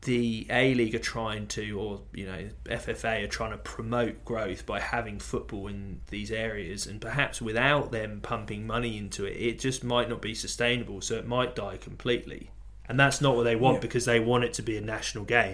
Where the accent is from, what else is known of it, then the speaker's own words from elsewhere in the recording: England, United Kingdom; now in Australia; we're English and we've always had a different system